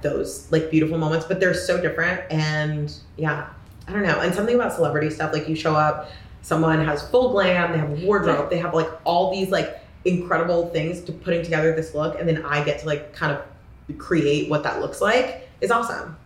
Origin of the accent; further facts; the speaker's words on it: Corvallis, Oregon, United States; I grew up in Corvallis, Oregon